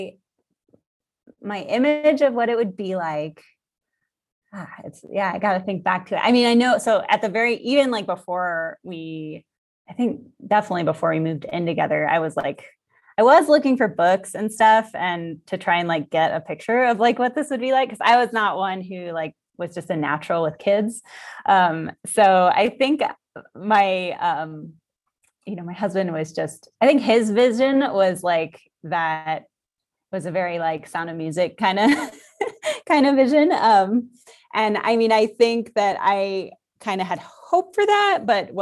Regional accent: Colorado, United States; I grew up in Colorado, United States

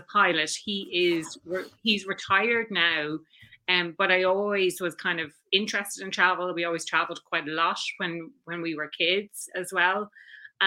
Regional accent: Dublin, Leinster, Ireland; also born or lived in Frankfurt, Germany / Barcelona, Spain / Chicago, United States / London, United Kingdom; So I'm from Dublin originally, and still living here now, or back living here now

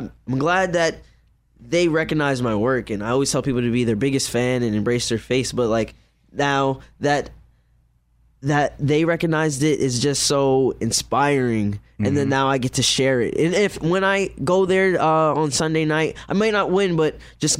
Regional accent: New York, United States

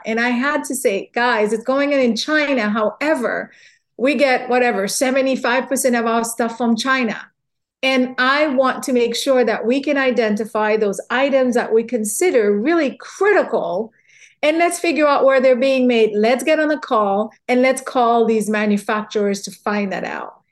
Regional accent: Haiti; also born or lived in New York, United States; now in Louisiana, United States; growing up in Haiti

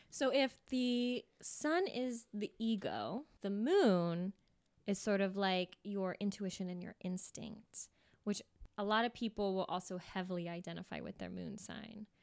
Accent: Folsom, California, United States; I grew up in California, um, Folsom, California

